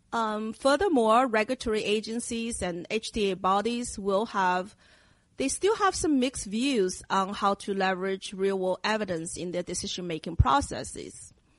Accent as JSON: {"language": "English", "region": "Shanghai", "country": "China", "tie": "born or raised there", "moved": "yes", "said": "I grew up in Asia in my hometown of Shanghai, and it's a city in China"}